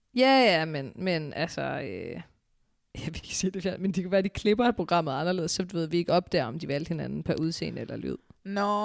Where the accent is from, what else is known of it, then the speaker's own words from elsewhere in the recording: Aarhus, Central Denmark Region, Denmark; jeg er fra Aarhus